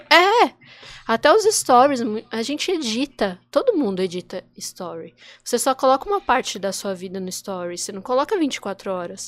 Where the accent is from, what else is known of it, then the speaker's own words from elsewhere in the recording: São Paulo, Brazil; moved away as an adult; now in Santos, Brazil; mudei pra cá, eu sou de São Paulo